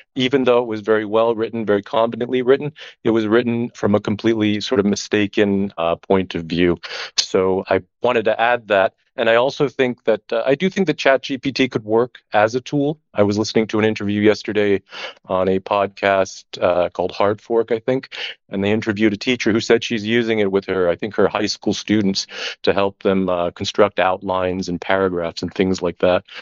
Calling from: Barcelona, Catalonia, Spain; I'm calling in from, uh, Barcelona

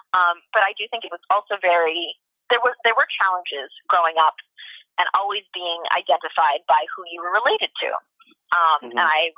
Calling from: France; Hi, I am calling in from France.

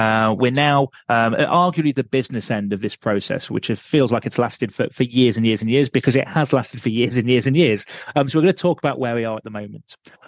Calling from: Lincolnshire, East Midlands, United Kingdom; I'm calling in from Lincolnshire, which has just got electricity.

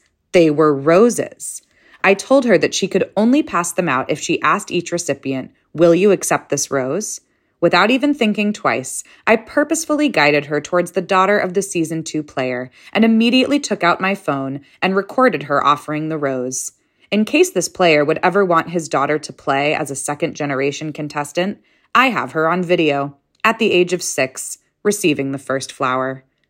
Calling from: California, United States; Hello, Pit. I am a dweller from the Bay Area, unfortunately a parasocial teamless region.

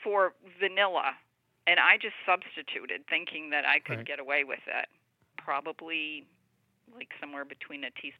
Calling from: Vermont, United States

